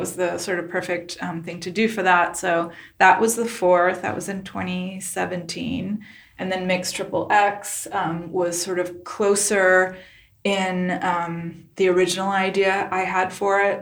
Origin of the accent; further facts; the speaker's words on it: Ho Chi Minh City, Vietnam; moved away; I was born in Saigon, Vietnam